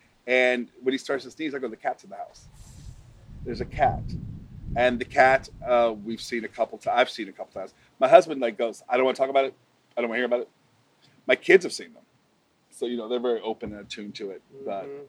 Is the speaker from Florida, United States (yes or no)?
no; Alton, Illinois, United States; growing up in a small town, you know, I see that. So I'm from Alton, Illinois. It is a town of about 30,000 people.